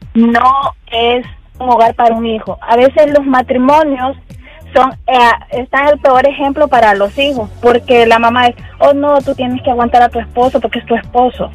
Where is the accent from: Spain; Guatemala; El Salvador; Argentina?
El Salvador; now in United States; nuestro país, nosotros somos del Salvador